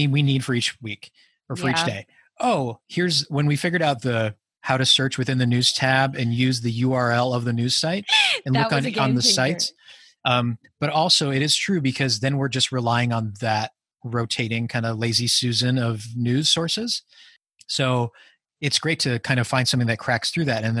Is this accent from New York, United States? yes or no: no; Wisconsin, United States; moved away; Wisconsin, which, you know, my home state is